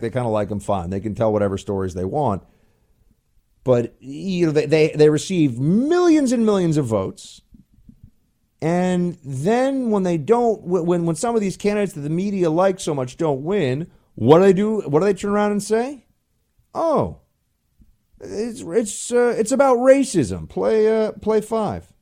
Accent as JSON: {"language": "English", "town": "New York City", "region": "New York", "country": "United States", "tie": "born or raised there", "moved": "as an adult", "lives_now": "Washington, D.C., United States", "said": "I miss my hometown"}